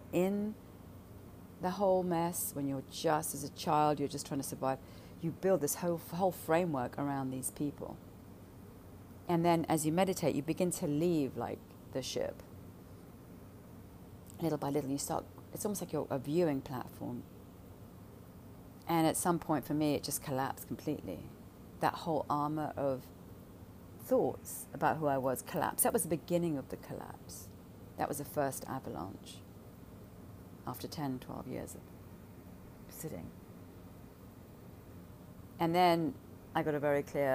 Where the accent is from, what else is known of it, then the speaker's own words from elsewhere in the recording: London, United Kingdom; growing up in London